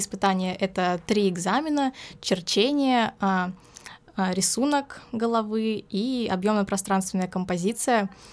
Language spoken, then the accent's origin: Russian; Volgograd, Volgograd Oblast, Russia; moved away as an adult; now in Rostov-on-Don, Russia; я не из Ростова, я из Волгограда приехала